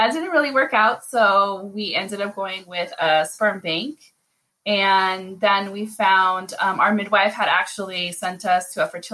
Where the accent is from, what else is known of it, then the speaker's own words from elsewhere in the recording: Las Vegas, Nevada, United States; I am born and raised in Las Vegas, but my people are from Mexico and Cuba